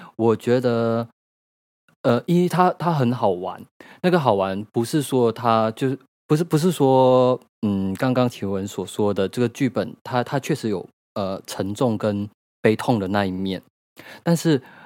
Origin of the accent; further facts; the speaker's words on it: Malaysia; moved away as an adult; now in Taiwan; 我是一个马来西亚人，然后我在台湾居住已经快十年了